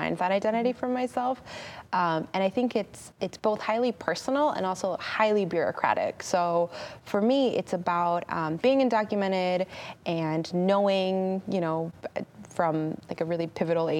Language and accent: English; California, United States; growing up in California, I grew up in the 90s, I lived a pretty regular 90s kid life